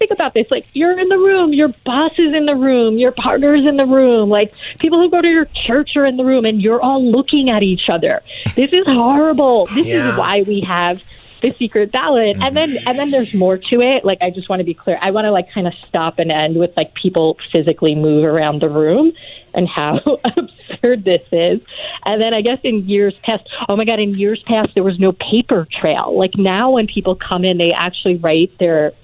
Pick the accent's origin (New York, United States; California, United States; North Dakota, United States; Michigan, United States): New York, United States; New York City; I'm from Brooklyn